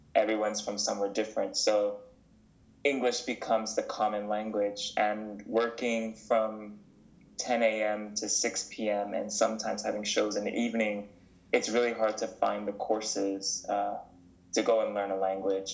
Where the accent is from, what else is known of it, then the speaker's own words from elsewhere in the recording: New York City, New York, United States; moved away as an adult; also born or lived in North Carolina / Barbados; now in Mannheim, Germany; I've lived in Manhattan nearly my entire life